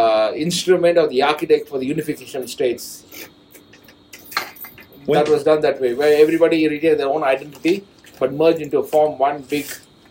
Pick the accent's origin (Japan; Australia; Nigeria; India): India; South India; moved away; I'm from India, South India.